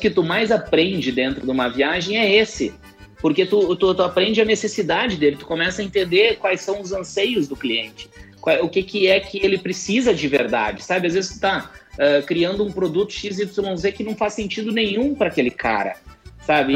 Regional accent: Brazil; nós, como país subdesenvolvido

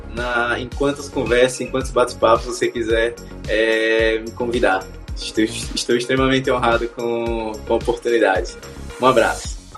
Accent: Aracaju, Sergipe, Brazil; eu sou de Aracaju, sou de Sergipe

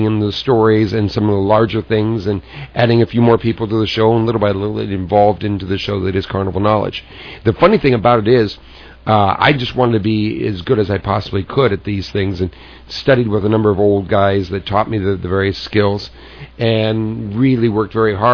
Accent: Southern California, United States; just a kid growing up in Southern California

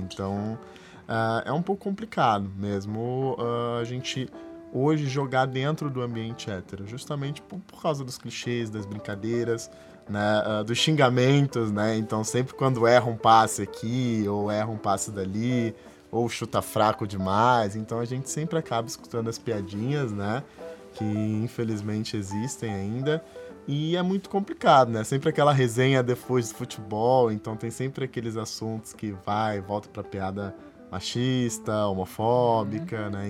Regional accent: Rio de Janeiro, Brazil; que eu sou do Rio

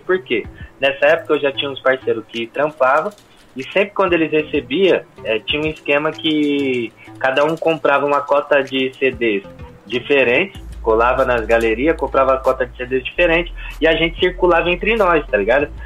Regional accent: São Bernardo do Campo, São Paulo, Brazil; eu sou de São Bernardo do Campo

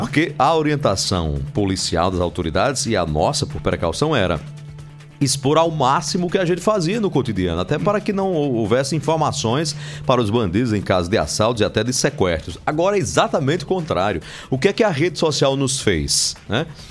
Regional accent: Marizópolis, Paraíba, Brazil; also born or lived in Sousa, Paraíba; Eu que sou natural de Souza, nasci em Souza, posteriormente criado e muito bem criado em Marisópolis

